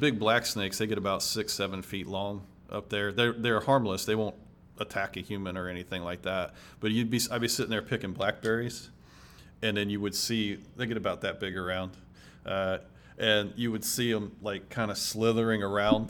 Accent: Ohio, United States; I grew up in Ohio

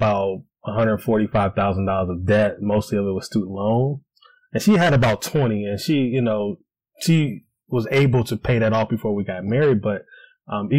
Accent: Cleveland, Ohio, United States; moved away as an adult; now in Columbus, United States; I'm originally from Cleveland, but moved down to Columbus, Ohio.

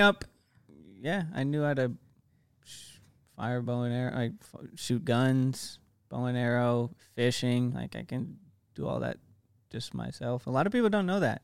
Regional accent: Alaska, United States; I'm from Alaska

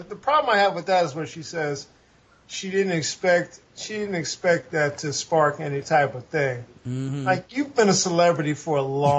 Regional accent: the South, United States; We grew up in the South.

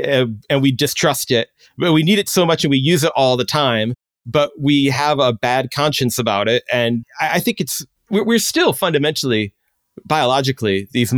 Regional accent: Chicago, Illinois, United States; Now, maybe this comes in growing up in Chicago, but, you know, where it's not necessary totally to have a car.

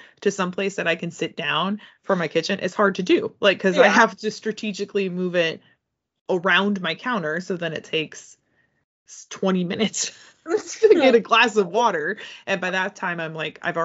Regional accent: United States; being an American and being a millennial

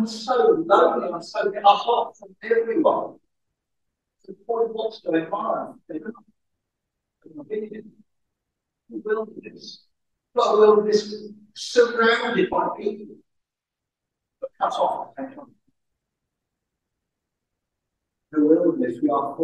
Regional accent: Reading, South East England, United Kingdom; moved away as an adult; also born or lived in Guernsey; now in Wales; I grew up in Reading

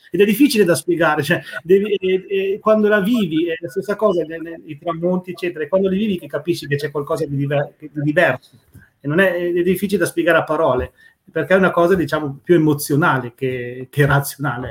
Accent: Tortona, Piedmont, Italy; moved away as an adult; now in Trelleborg, Sweden; io sono nato e cresciuto a Tortona

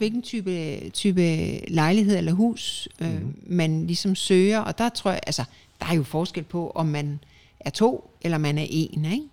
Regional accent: Denmark; moved away as an adult; now in Spain; danskere er et forkælet folkefærd

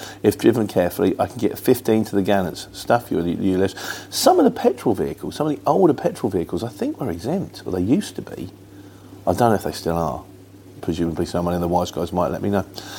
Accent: United Kingdom; You know, I'm British, so my upper lip is stiff.

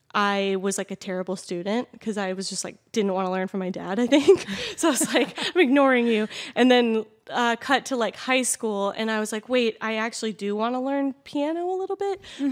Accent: Manassas, Virginia, United States; moved away as an adult; now in Los Angeles, United States; I'm um, actually from Manassas, is like Northern Virginia

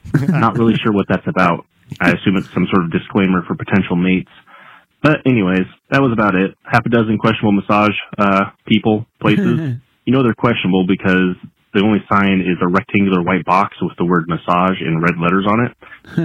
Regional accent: Idaho, United States; moved away as an adult; now in California, United States; I'm from Idaho

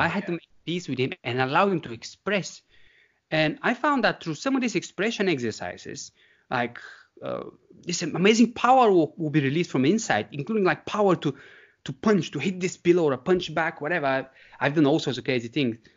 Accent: Bulgaria; moved away as an adult; now in United Kingdom; growing up in the Bulgarian countryside

